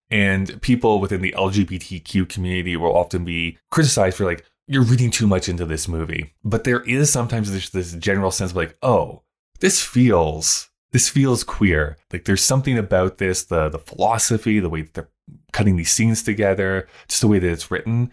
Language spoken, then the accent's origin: English; Canada